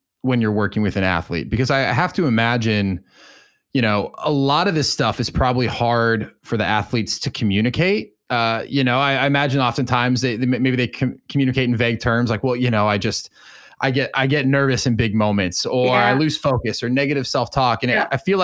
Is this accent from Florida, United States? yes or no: no; Arlington, Washington, United States; I grew up in Arlington, Washington